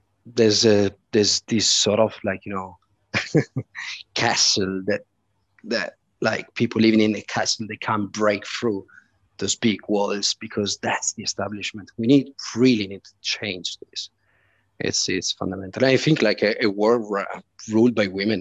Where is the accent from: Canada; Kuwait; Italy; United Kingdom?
Italy; now in Malta; I come from Italy